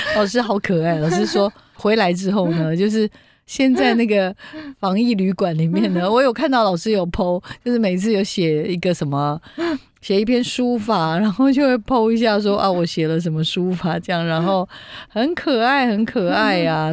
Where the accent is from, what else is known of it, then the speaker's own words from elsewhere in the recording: Taiwan; 我们台湾